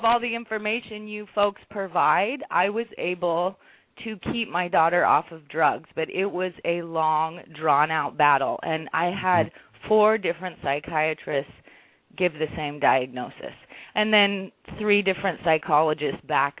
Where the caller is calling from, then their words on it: Hawaii, United States; Hi, this is … I'm calling from Hawaii.